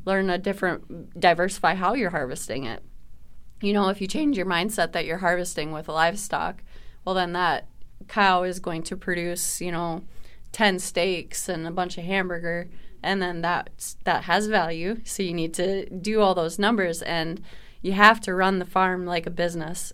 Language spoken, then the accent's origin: English; Minnesota, United States; as a Minnesotan